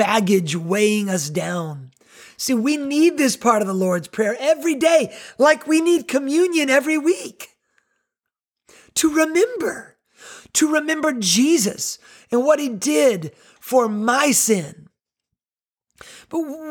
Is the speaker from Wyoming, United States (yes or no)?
no; North Carolina, United States; now in Myrtle Beach, United States; growing up in North Carolina